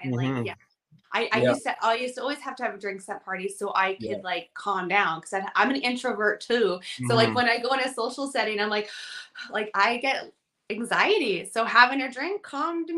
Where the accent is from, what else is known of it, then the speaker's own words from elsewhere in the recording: Shellbrook, Saskatchewan, Canada; I grew up in Shelburne